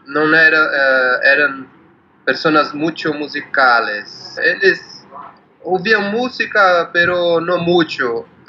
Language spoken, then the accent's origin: Spanish; São Paulo, Brazil; Spanish is a second language; yo soy de San, Pablo